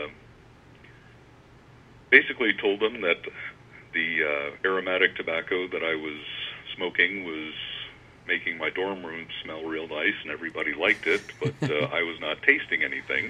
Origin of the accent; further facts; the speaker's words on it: Northern Virginia, United States; I grew up in Northern Virginia